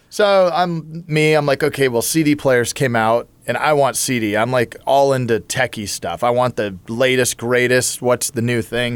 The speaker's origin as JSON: {"language": "English", "town": "Huntington Beach", "region": "California", "country": "United States", "tie": "born or raised there", "said": "growing up in Huntington Beach"}